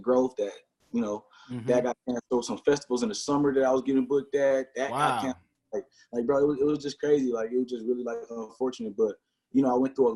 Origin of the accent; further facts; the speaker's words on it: Milwaukee, Wisconsin, United States; growing up on the Northside